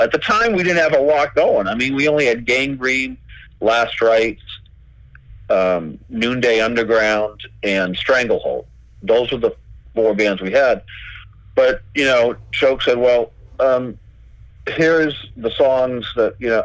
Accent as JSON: {"language": "English", "town": "Boston", "region": "Massachusetts", "country": "United States", "said": "we're from Boston"}